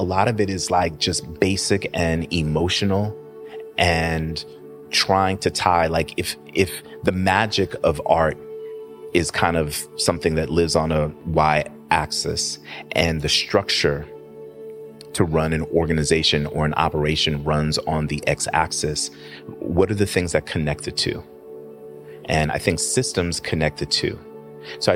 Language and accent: English; New York City, New York, United States; moved away as an adult; also born or lived in Atlanta / Oakland; now in Washington, D.C., United States; I was born and raised in Queens